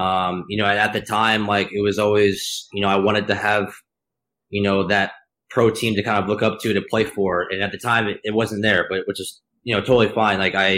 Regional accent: Charlotte, North Carolina, United States; play in my hometown

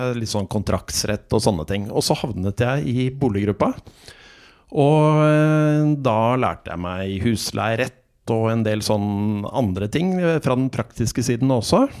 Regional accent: Oslo, Norway; also born or lived in Mozambique; Jeg vokste opp i Oslo, og så har jeg hatt et par opphold i Afrika. I Mosambik i Afrika i eh, oppveksten

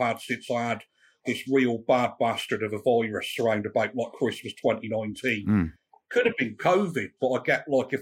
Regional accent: Chippenham, South West England, United Kingdom; I'm from Chippenham

